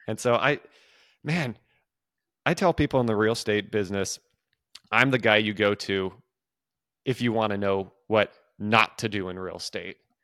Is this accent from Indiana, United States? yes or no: no; California, United States; now in Nashville, United States; I am originally from California